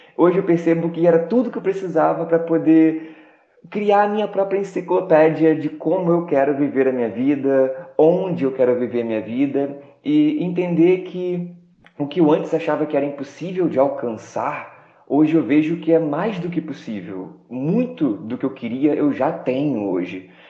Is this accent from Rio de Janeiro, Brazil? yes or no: yes; Rio de Janeiro, Brazil; moved away; also born or lived in Baixada Fluminense; eu sou do Rio de Janeiro, sou de Sepetiba